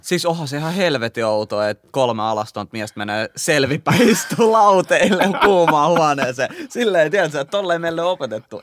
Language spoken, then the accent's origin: Finnish; Helsinki, Uusimaa, Finland; mä oon kasvanut Kontulas.